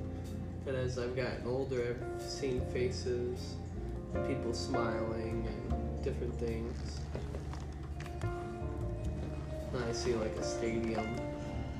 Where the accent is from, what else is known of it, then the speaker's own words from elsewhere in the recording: Detroit, Michigan, United States; also born or lived in Birmingham, Michigan; I am from Detroit, Michigan, born and raised